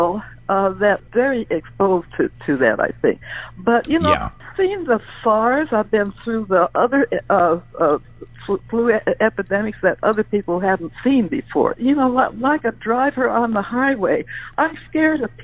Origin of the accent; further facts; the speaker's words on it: Wilmington, California, United States; also born or lived in Everett, Washington; now in San Diego, United States; I grew up in a housing project in Wilmington, California, right on the port area there.